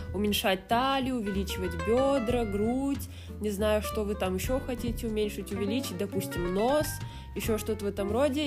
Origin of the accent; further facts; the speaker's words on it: Kazakhstan; moved away; я же не отрицаю, что я казашка